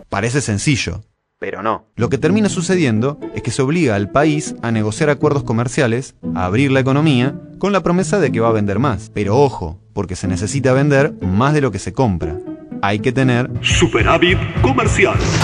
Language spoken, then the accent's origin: Spanish; Argentina